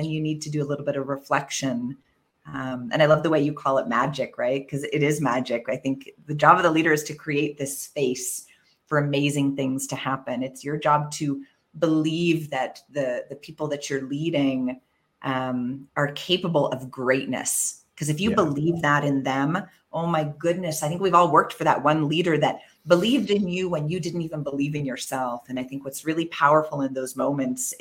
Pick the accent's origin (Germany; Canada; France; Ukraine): Canada; moved away as an adult; now in Mexico City, Mexico; as a Canadian